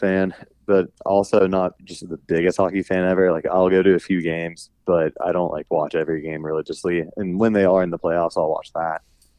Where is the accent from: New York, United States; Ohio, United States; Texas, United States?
Ohio, United States; Westerville; I grew up in Columbus, actually a suburb of Columbus called Westerville, which is about 20, 25 minutes north of Columbus.